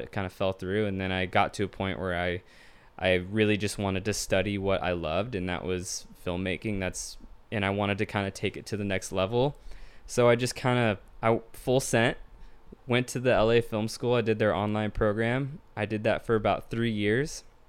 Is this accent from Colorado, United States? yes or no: no; Tacoma, Washington, United States; Born and raised in Tacoma, Washington